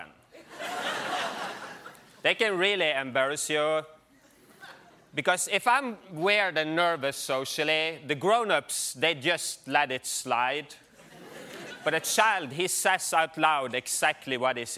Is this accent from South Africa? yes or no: no; Norway; now in New York, United States; I'm from Norway